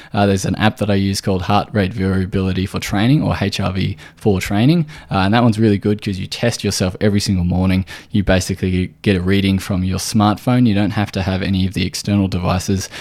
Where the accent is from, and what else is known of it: Australia